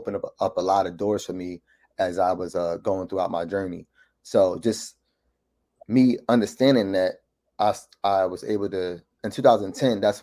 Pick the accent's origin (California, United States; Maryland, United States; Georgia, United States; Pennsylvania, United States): Pennsylvania, United States; Philadelphia; born and raised in Philadelphia, Mount Airy section of Philadelphia